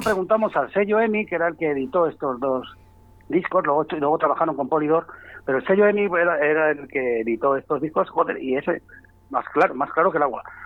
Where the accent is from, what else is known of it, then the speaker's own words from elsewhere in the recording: Valladolid, Castile and León, Spain; somos pucelanos